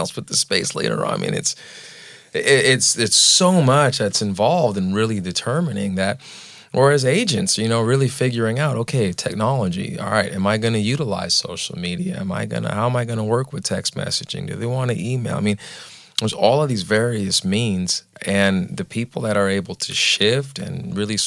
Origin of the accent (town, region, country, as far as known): Southern California, United States; born or raised there; now in Nashville, United States